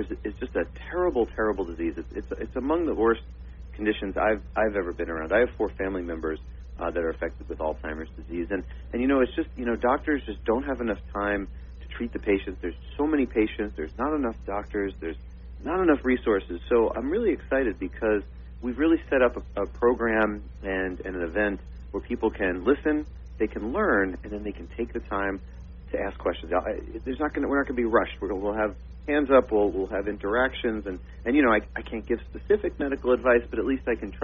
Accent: Long Island, Suffolk County, New York, United States; moved away as an adult; also born or lived in Missouri / Miami / Boston; now in South Florida, United States; I grew up, born and raised in New York. I grew up on Long Island over in Suffolk County

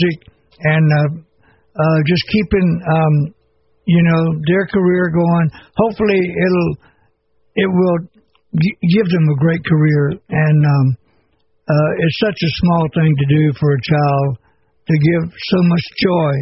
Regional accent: Shreveport, Louisiana, United States; my hometown, Shreveport, Louisiana

